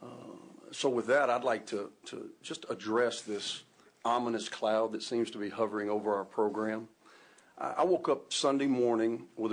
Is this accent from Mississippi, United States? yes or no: yes; Mississippi, United States; to be a head coach in the Southeastern Conference in my home state for 12 years